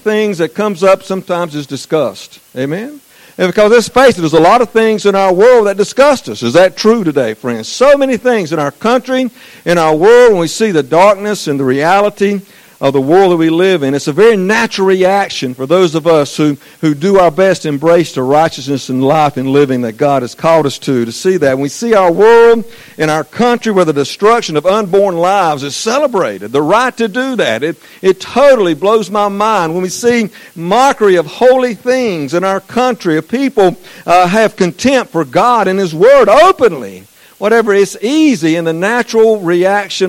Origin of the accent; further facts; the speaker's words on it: Eastern North Carolina, United States; accent: southern; I'm from Eastern North Carolina